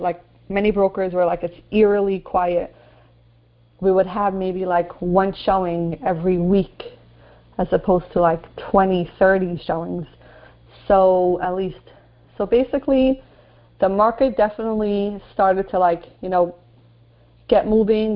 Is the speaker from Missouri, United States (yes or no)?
no; New York City, New York, United States; when I grew up in Marine Park, there was no one there.